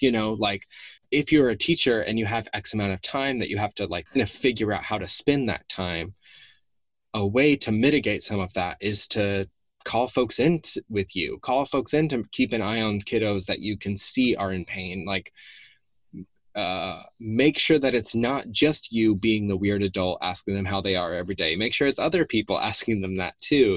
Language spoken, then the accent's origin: English; the South, United States; the way that I grew up in the South